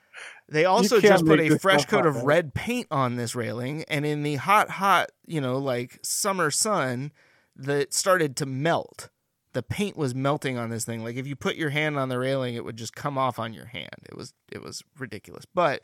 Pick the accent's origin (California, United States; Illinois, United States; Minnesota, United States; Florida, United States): California, United States; Now, I grew up in Northern California, and we have rednecks there.